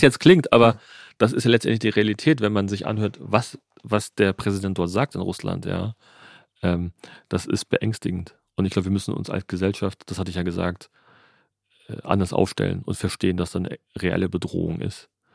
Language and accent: German; Germany